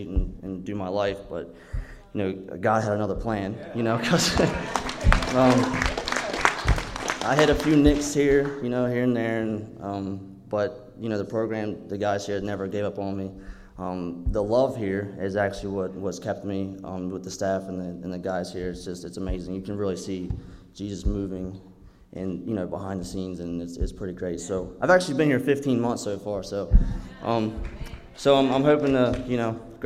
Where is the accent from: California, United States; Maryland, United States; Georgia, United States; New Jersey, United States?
Maryland, United States; moved away; I'm from Maryland